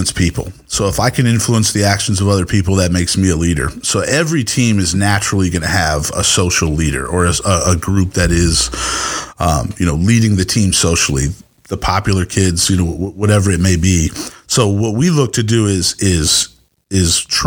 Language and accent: English; Southern Maryland, United States; moved away as an adult; also born or lived in Texas; I grew up in Southern Maryland